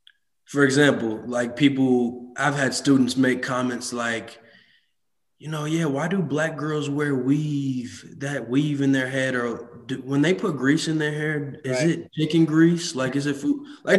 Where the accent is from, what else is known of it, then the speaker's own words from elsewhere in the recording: Madison, Wisconsin, United States; also born or lived in Monona, Wisconsin; I grew up in Madison, Wisconsin, lived there. And I actually ended up transferring to Monona Grove High School.